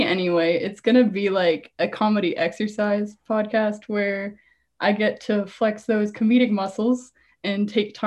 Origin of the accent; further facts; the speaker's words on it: Canada; also born or lived in Ontario, near Toronto (lives); I'm from Canada. If you want to go smaller, I live in Ontario and near Toronto.